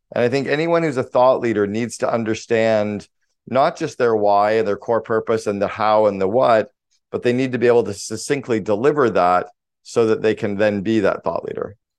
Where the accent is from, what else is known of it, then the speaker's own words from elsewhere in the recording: Sudbury, Ontario, Canada; I grew up in Northern Ontario in Canada. I grew up about four hours north of Toronto, small town called Sudbury, Ontario.